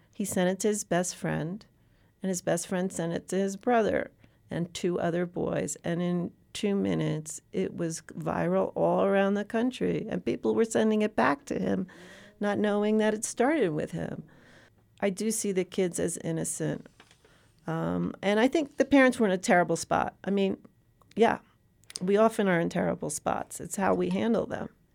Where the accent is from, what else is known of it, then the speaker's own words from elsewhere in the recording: New York City, New York, United States; I come from the Upper East Side of Manhattan. I've lived in New York City my entire life